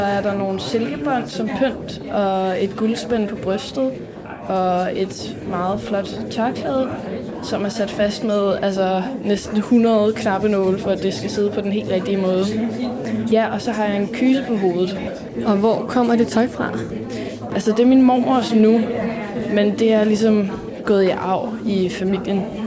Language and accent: Danish; Dragør, Capital Region of Denmark, Denmark; Jeg kommer fra Dragør, kan man sådan set godt sige. Jeg er i hvert fald boet her, siden jeg var et år gammel.